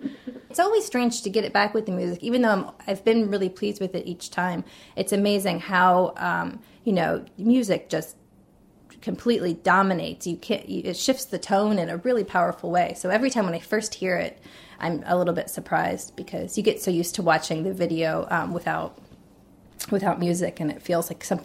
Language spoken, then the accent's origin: English; West Virginia, United States; born there; also born or lived in Iowa; All over. I was born in West Virginia, and I lived in Iowa and in the southwestern section of Virginia later on, and I went to college in the eastern side of Virginia.